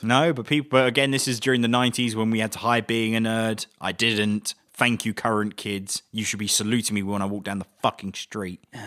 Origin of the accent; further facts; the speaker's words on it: England, United Kingdom; as an Englishman